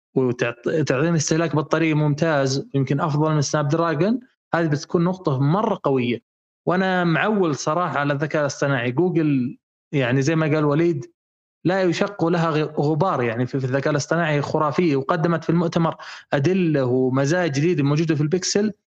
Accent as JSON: {"language": "Arabic", "country": "Saudi Arabia", "said": "شبكاتنا في السعوديه"}